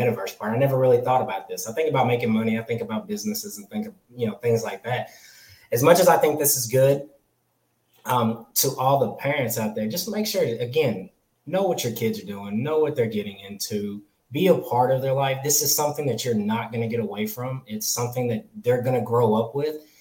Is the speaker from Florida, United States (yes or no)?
no; California, United States; now in the South, United States; I'm from California. I was born in California, lived there